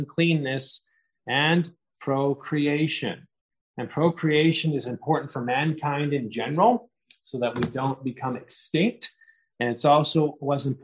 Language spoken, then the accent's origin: English; Canada; as a Canadian